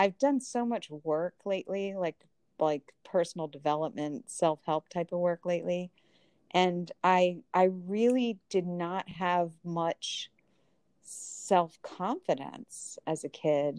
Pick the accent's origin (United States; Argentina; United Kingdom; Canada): United States; I was born in America as a white female in the family that I did